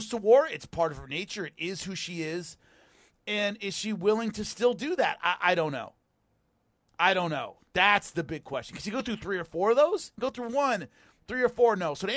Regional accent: California, United States; I'm a Californian

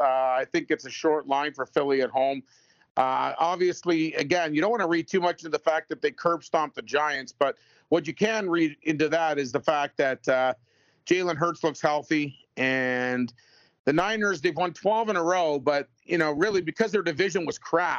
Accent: London, Ontario, Canada; I'm from London, 2 hours away from both.

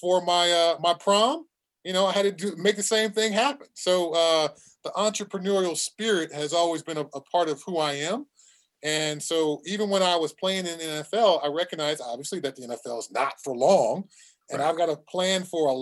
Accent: Southern California, United States; when I was a kid growing up in Southern California

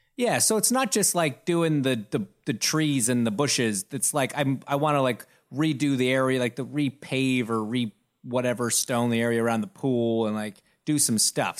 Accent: Toronto, Ontario, Canada; I grew up in Toronto, going to the Rogers Center

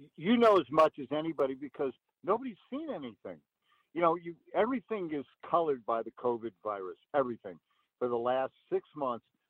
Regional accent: Peoria, Illinois, United States; I grew up in Peoria

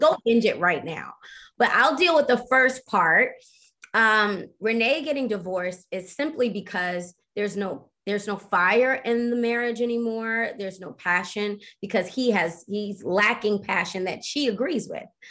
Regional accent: Baltimore, Maryland, United States; I'm from Baltimore

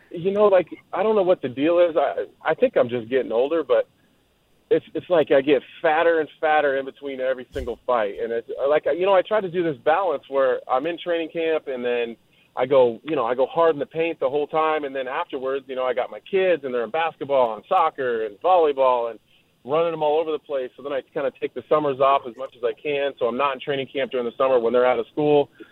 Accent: Texas, United States; moved away; I was born in Texas.

